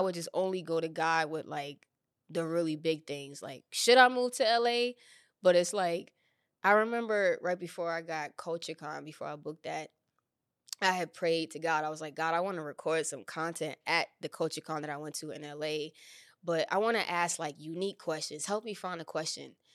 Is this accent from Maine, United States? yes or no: no; New York City, New York, United States; moved away as an adult; now in Los Angeles, United States; New York is everything to me. It's my my hometown